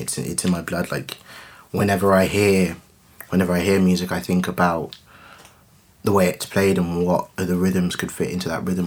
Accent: Coventry, West Midlands, United Kingdom; growing up in Coventry

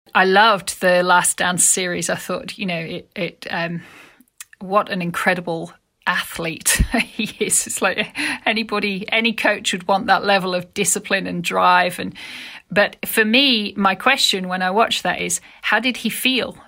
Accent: Yorkshire and the Humber, United Kingdom; my experience growing up in Yorkshire

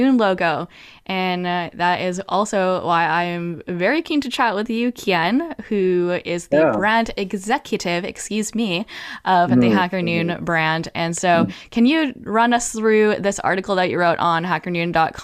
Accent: Canada; growing up in Canada, I have always been exposed to gay culture

